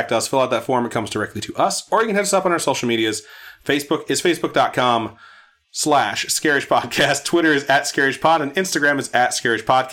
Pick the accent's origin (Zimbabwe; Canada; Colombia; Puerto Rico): Puerto Rico; I'm Puerto Rican